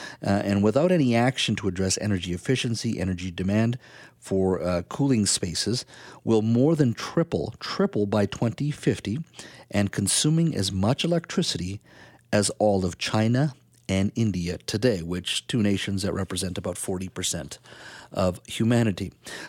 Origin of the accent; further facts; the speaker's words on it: British Columbia, Canada; for as a taxpayer, as a British Columbian, was that a generally a good decision in your mind?